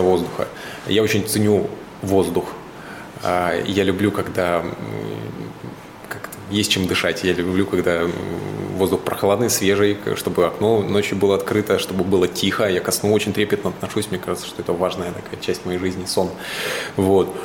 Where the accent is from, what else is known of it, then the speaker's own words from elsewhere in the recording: Suzun, Novosibirsk Oblast, Russia; moved away; Я из Сузуна как бы все детство провел на реке, в лесах